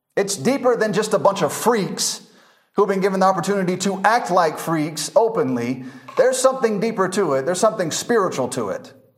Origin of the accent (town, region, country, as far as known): United States; moved away as an adult; now in Masaka, Uganda